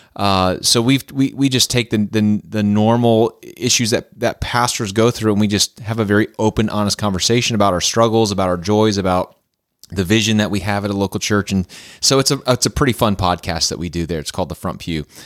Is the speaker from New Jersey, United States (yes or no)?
no; Clarks Summit, Pennsylvania, United States; moved away as an adult; also born or lived in the South (US); I grew up in Clark Summit, Pennsylvania